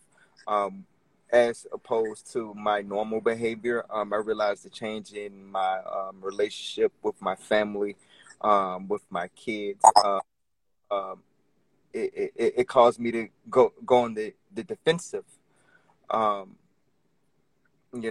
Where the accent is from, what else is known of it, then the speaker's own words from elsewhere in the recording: Orlando, Florida, United States; moved away as an adult; now in Richmond, United States; I'm originally from Orlando, Florida